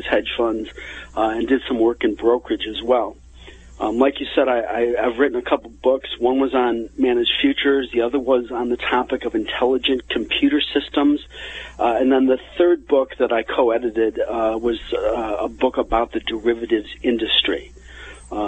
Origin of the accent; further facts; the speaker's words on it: Chicago, Illinois, United States; growing up in the Chicago area, my friends in high school